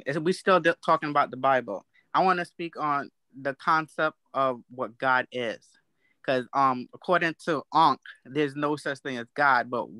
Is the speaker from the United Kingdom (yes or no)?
yes; England, United Kingdom; That's like calling me English. I'm English.